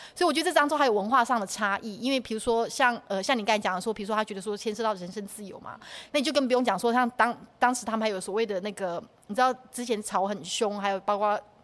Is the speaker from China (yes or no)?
no; Taiwan; now in Germany; 或是我们从台湾来的